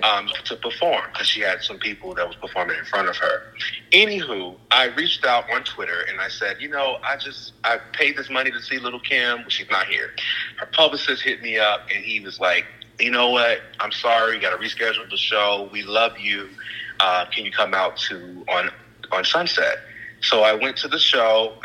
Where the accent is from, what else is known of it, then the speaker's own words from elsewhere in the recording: Chicago, Illinois, United States; moved away as an adult; also born or lived in Mississippi; now in Los Angeles, United States; from Chicago, Illinois, I was born in Mississippi, raised in Chicago